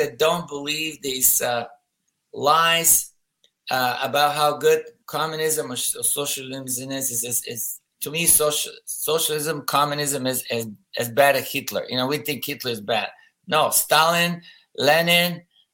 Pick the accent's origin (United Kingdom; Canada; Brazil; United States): United States; Harrisburg, Pennsylvania; We're from Pennsylvania, both of us, Harrisburg, PA